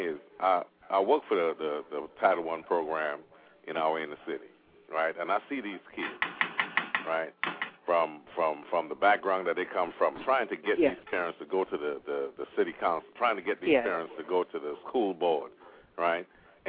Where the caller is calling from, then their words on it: Oklahoma, United States; I'm calling from Oklahoma, sir.